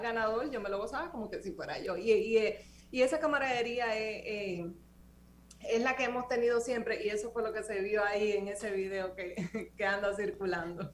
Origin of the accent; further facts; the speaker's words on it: Dominican Republic; moved away as an adult; now in Boston, United States; nosotros como dominicanos